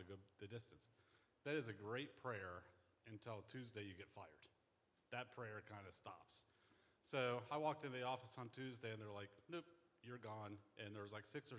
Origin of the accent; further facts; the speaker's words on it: Columbus, United States; I'm from Columbus